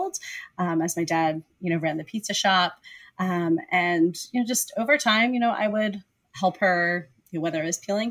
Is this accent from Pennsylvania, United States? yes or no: yes; Pennsylvania, United States; I grew up in Pennsylvania